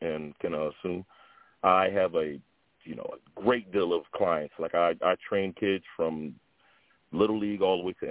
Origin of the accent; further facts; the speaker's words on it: Willingboro, New Jersey, United States; also born or lived in Camden, New Jersey; I'm from Willingboro, New Jersey, by way of Camden, New Jersey as well. I got my start in football starting at Willingboro High School